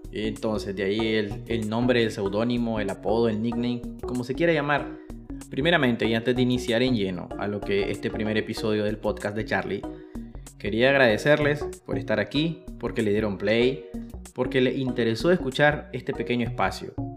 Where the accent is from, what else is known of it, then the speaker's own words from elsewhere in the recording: Matagalpa, Nicaragua; soy de Matagalpa, Nicaragua